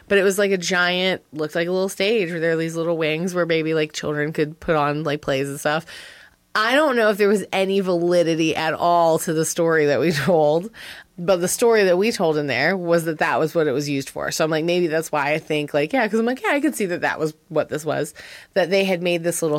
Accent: Wilmington, North Carolina, United States; my hometown, right? Wilmington, North Carolina

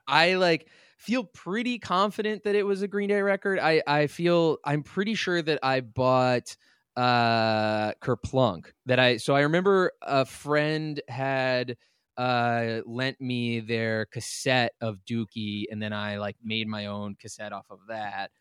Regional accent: Lovettsville, Virginia, United States; I grew up in this really tiny town called Lovettsville

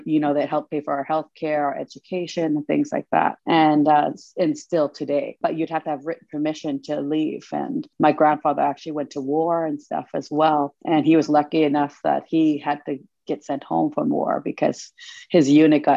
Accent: Cheakamus village, Squamish Valley, British Columbia, Canada; I come from the Chiakamas village up here in the Squamish Valley.

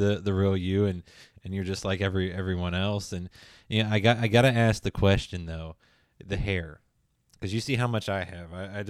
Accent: near Pittsburgh, Pennsylvania, United States; I grew up near Pittsburgh.

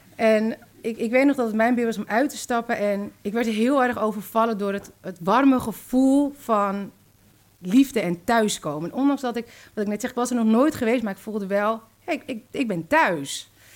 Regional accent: Zaandam, North Holland, Netherlands; En toen zijn ze gaan samenwonen in Zandam, waar ik ben opgegroeid

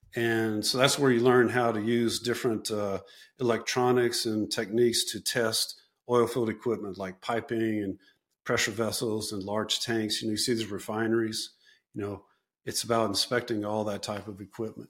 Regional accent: South Louisiana, United States; I'm from South Louisiana. That's where I went back

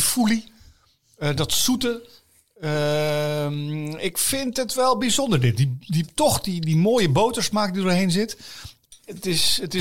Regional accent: Dordrecht, South Holland, Netherlands; ik ben een schapenkop. Ik ben geboren in Dordrecht.

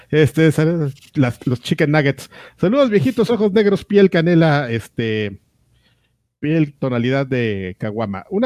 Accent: Tula, Hidalgo, Mexico; Yo también soy de Tula, soy tuleño, lagarto.

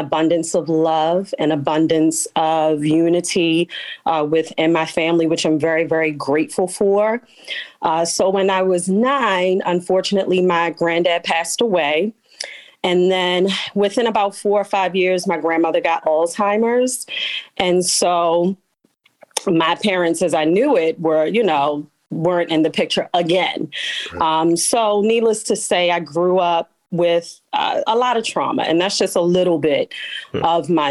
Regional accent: Baltimore, Maryland, United States; I am a Baltimore City native, born and raised West Side

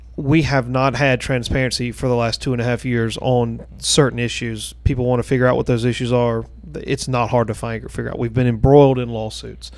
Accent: Gaffney, South Carolina, United States; now in Blythewood, United States; I grew up in Gaffney

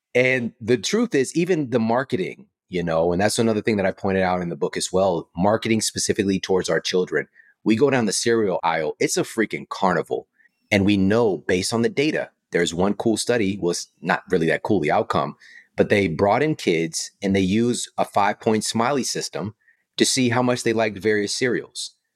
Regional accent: St. Louis, Missouri, United States; I'm from Saint Louis, so Monsanto would come to the job fairs at my university

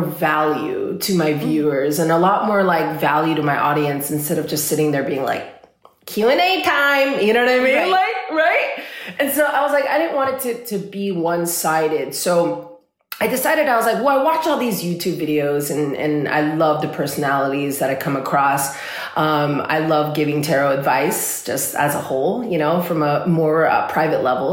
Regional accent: Los Angeles, California, United States; I'm from California. I'm from Los Angeles.

